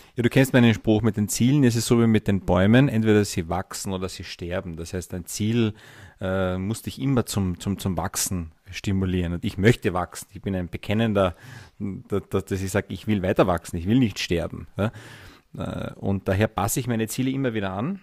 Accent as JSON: {"language": "German", "region": "Carinthia", "country": "Austria", "tie": "born or raised there", "said": "ich bin gebürtiger Kärntner, fünfundvierzig Jahre alt, Herzblutunternehmer und Investmentbanker"}